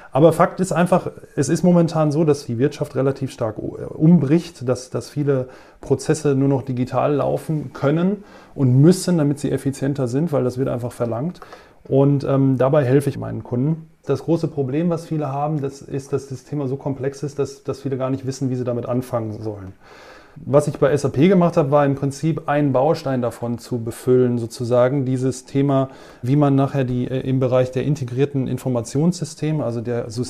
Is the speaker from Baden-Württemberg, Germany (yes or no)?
no; Bochum, North Rhine-Westphalia, Germany; born there; weil ich bin in Bochum geboren und ich komme aus dir.